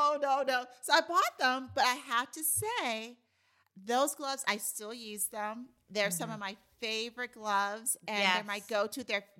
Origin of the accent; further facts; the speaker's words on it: New York City, New York, United States; and I grew up in New York City.